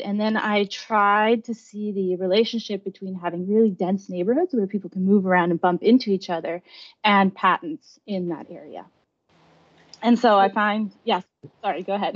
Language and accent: English; Germany; now in United States; I grew up in Germany